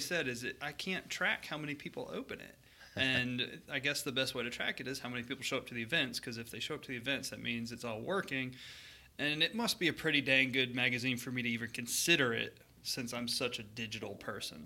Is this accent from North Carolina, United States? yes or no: no; Maine, United States; moved away; I'm not from Minnesota. I'm from Maine